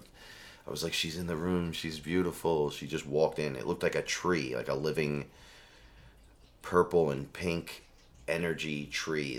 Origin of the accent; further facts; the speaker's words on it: New York City, New York, United States; I'm from the Bronx